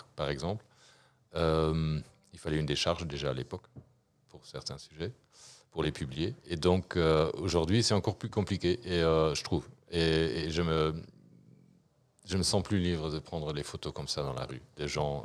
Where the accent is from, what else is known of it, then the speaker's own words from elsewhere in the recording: Luxembourg; also born or lived in Brussels; en tant que bon luxembourgeois